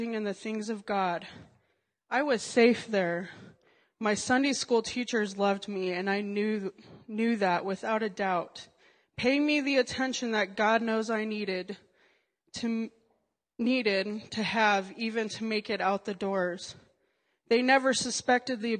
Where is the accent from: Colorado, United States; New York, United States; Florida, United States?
Colorado, United States; also born or lived in Alabama; I was born and raised in Colorado